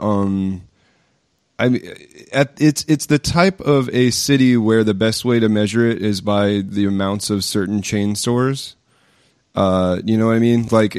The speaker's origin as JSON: {"language": "English", "town": "Pensacola", "region": "Florida", "country": "United States", "tie": "born or raised there", "moved": "yes", "said": "we both grew up in Pensacola."}